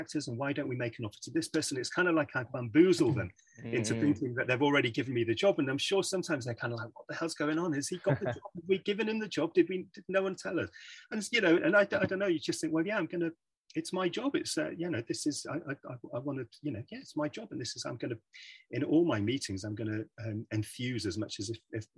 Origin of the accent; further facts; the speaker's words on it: Manchester, North West England, United Kingdom; moved away as an adult; now in London, United Kingdom; I was born and bred in Manchester, so I was kind of grew up in Manchester